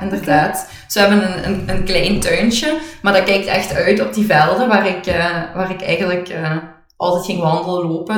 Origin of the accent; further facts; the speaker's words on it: Hoeselt, Flanders, Belgium; also born or lived in Tongeren; we alle twee waarschijnlijk zijn opgegroeid in, in eh, Limburg